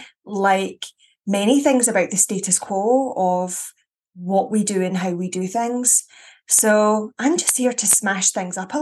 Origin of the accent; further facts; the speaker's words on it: Scotland, United Kingdom; very Scottish